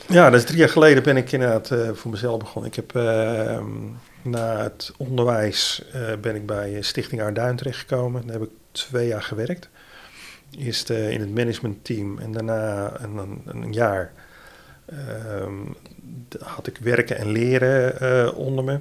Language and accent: Dutch; Middelburg, Zeeland, Netherlands; also born or lived in Vlissingen; ik ben Zeeuw. Ik kom uit, eh, eh, uit Zeeland, geboren in Middelburg.